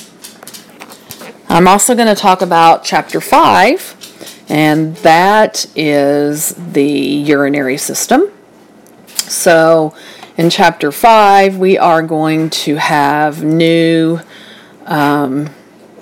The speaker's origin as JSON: {"language": "English", "region": "the South", "country": "United States", "said": "I am from the South, so I do have quite of an accent"}